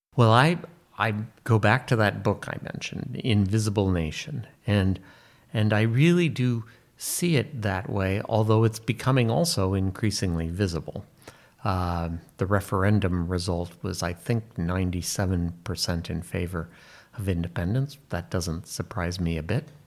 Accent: United States; I'm an American

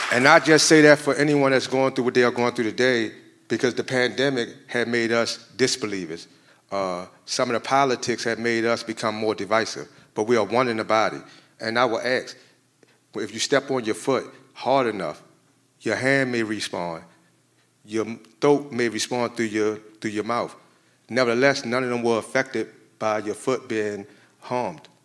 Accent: Maryland, United States; moved away as an adult; now in Illinois, United States; I come from Maryland

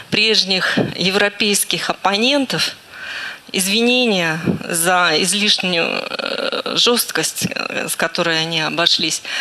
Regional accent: Donetsk, Donetsk Oblast, Ukraine; Небольшое стихотворение, посвященное моему городу, моему родному городу. Я дончанка.

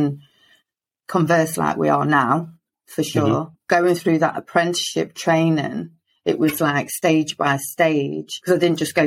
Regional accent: Lincoln, East Midlands, United Kingdom; I'm from Lincoln in the UK

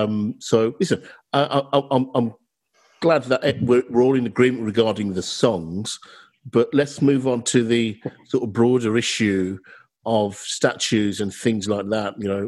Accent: United Kingdom; We're British and, you know, we like to beat our chest about that.

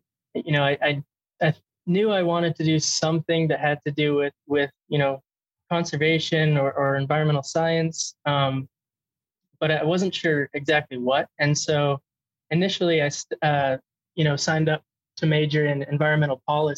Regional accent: Santa Cruz, California, United States; moved away as an adult; also born or lived in Twin Cities, Minnesota / Sonoma County, California / Yellowstone; now in Montana, United States; my family and I moved out to the central coast of California, where I lived

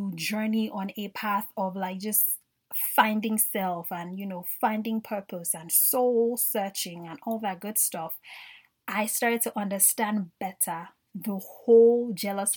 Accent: Nigeria; I grew up in Nigeria

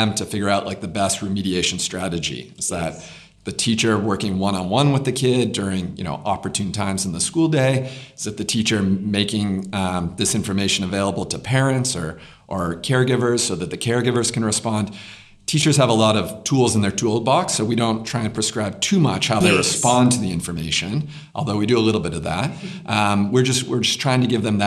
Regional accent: United States; accent: American; now in South Africa; you can hear my accent. It's an American accent

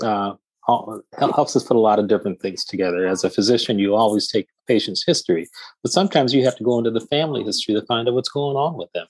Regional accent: Detroit, Michigan, United States; I'm from the great city of Detroit and uh, born and raised there

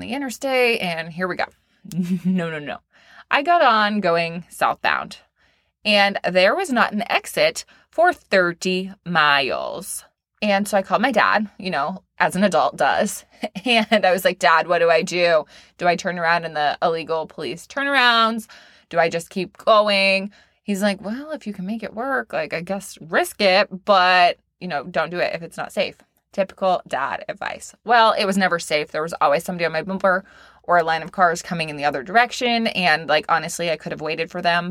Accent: Maine, United States; now in Florida, United States; I am from Maine, small town girl.

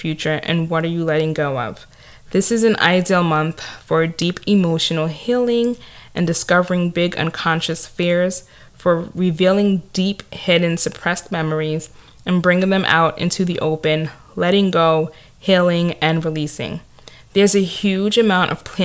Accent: New York City, New York, United States; accent: Staten Island; It could be my Staten Island accent or the fact that I'm Nigerian American

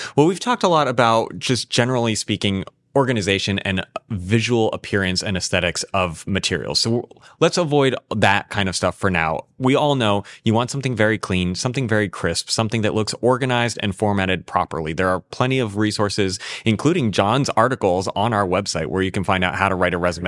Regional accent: San Diego, California, United States; moved away; get to conduct it in my hometown

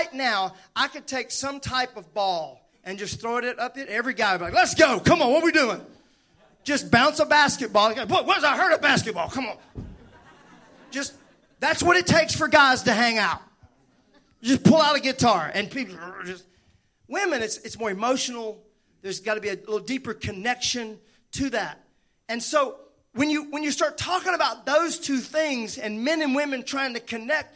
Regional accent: Mississippi, United States; I'm from Mississippi.

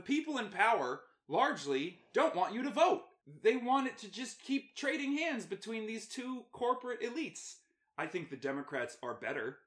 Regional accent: United States; as an American and as a veteran

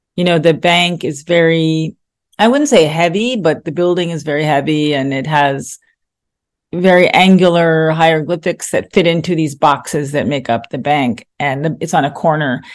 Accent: New York, United States; growing up in New York, I realized that was who I was

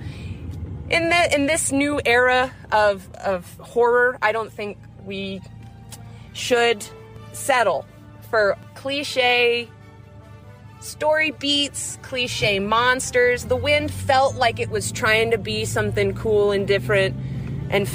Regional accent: Nebraska, United States; I grew up in Nebraska

